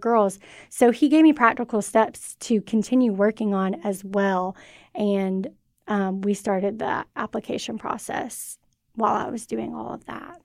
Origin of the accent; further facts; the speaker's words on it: Cartersville, Georgia, United States; also born or lived in Mississippi; So I'm from Cartersville, Georgia, and I grew up there.